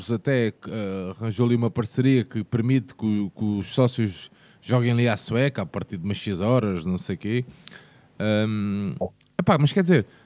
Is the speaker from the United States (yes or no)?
no; Portugal; Porque nós pá, somos portugueses e, e, e, o nosso conceito é pai para filho, pai para filho